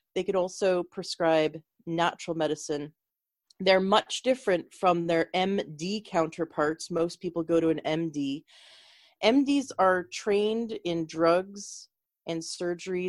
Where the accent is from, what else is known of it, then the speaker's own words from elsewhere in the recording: Canada; moved away; I'm originally from Canada